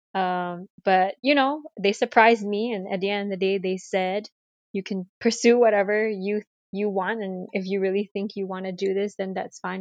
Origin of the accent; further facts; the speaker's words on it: Malaysia; moved away as an adult; now in United States; growing up in Malaysia, I'm ethnically Chinese